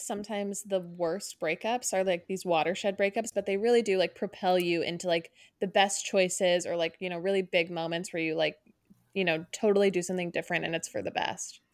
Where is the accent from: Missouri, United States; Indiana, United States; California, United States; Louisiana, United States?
California, United States; Orange County; we're both from Orange County, we grew up there